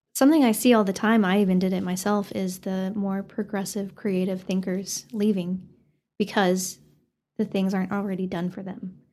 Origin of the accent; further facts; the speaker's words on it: Canyon, Texas, United States; I grew up in Canyon